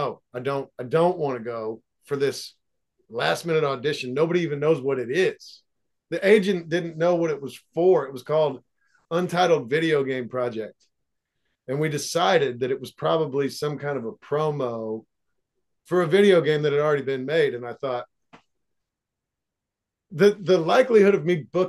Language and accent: English; Seymour, Indiana, United States; moved away as an adult; also born or lived in Los Angeles; I live in my hometown, right, where I grew up, and it's a small town